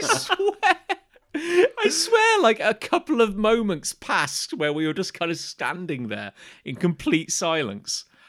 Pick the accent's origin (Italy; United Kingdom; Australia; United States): United Kingdom; I was from Britain